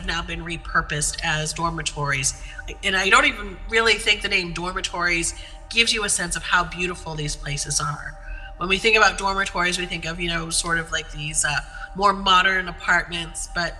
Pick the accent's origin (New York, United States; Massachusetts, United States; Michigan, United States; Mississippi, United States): Massachusetts, United States; Amherst/Northampton area, Western; I grew up in Western Massachusetts in the Amherst, Northampton area.